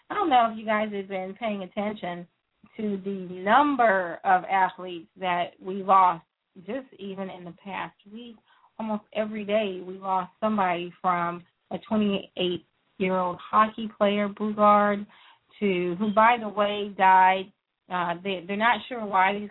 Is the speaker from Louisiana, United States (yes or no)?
yes; Louisiana, United States; I was born in Louisiana. I I do consider that truly home. Uh, those are my people. They sound like me.